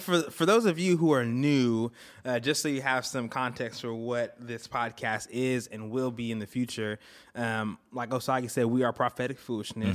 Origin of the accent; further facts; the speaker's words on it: Florida, United States; moved away; also born or lived in Antigua; I was born in Antigua, grew up in Florida.